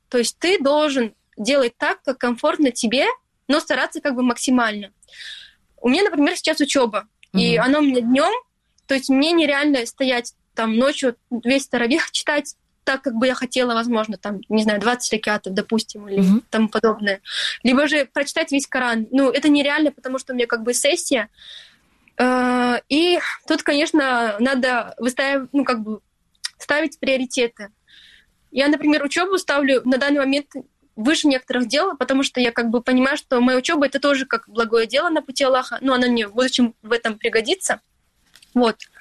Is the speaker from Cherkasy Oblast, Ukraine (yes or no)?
no; Stary Krym, Crimea, Ukraine; now in Turkey; я выросла в Крыму, в маленьком городе, Старом Крыму